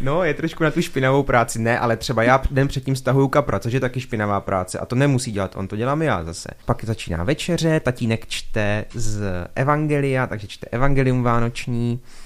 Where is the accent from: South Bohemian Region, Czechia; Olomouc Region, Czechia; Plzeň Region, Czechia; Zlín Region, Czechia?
Olomouc Region, Czechia; Šumperk; u nás v Šumperku třeba, zase já jsem v tom vyrostl